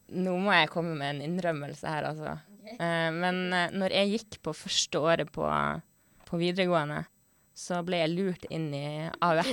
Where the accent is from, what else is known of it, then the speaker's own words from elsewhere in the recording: Northern Norway, Norway; jeg er fra Nord-Norge